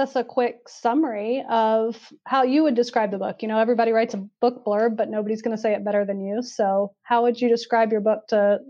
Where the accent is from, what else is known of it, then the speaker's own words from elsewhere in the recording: the South, United States; now in Durham, United States; I grew up in the South and I wanted to get out, and I left for 10 years. And then I came back to Durham, of all places.